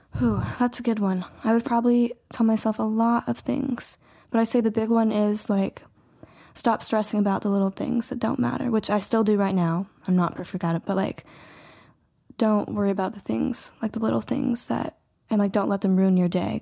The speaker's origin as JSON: {"language": "English", "town": "Whitehall", "region": "Montana", "country": "United States", "moved": "as an adult", "lives_now": "Butte, United States", "said": "I am from Whitehall, Montana, really small town, and then, so now I currently live in Butte."}